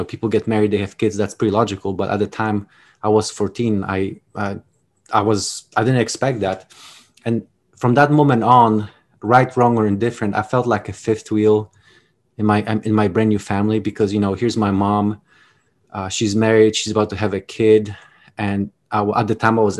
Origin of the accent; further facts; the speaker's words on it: Poland; English is a second language; now in United States; as you can notice from my accent. I wasn't born in the United States. I was actually born in Poland, time of communism, towards the tail end